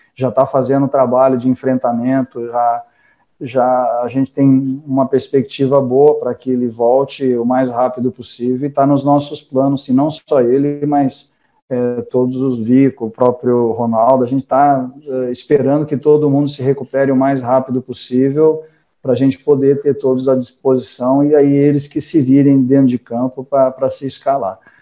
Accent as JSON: {"language": "Portuguese", "town": "Franca", "region": "São Paulo", "country": "Brazil", "tie": "born or raised there", "also_born_or_lived": "Japan", "moved": "yes", "said": "a minha lugar que eu nasci, é, Franca"}